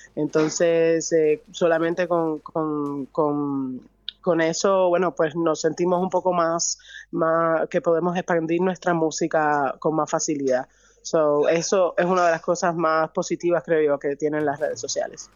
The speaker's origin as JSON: {"language": "Spanish", "region": "Havana", "country": "Cuba", "also_born_or_lived": "Vedado", "said": "Soy de La Habana"}